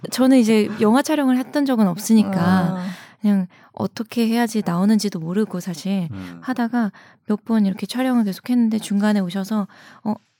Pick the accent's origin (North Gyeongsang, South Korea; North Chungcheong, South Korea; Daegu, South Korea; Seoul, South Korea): North Chungcheong, South Korea; Chungju; 제가 고향이 충주예요.